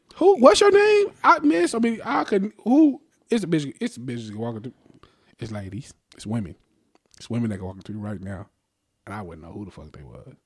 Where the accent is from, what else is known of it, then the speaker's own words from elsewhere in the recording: Las Vegas, Nevada, United States; we're from Vegas